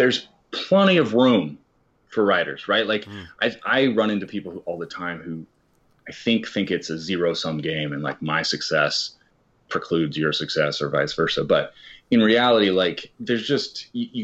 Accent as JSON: {"language": "English", "region": "Kansas", "country": "United States", "tie": "born or raised there", "said": "I grew up in Kansas"}